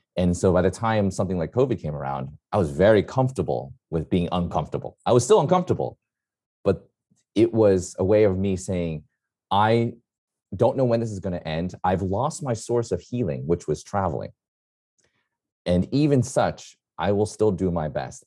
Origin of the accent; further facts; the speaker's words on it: New York City, New York, United States; I'm a New Yorker, born and raised